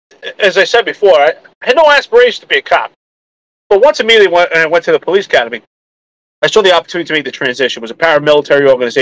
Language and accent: English; New York City, New York, United States; also born or lived in Houston, Texas; So I grew up in Staten Island, Brooklyn.